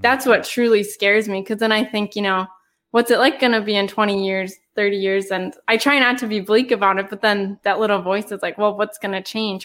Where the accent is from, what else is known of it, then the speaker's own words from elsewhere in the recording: United States; growing up in America.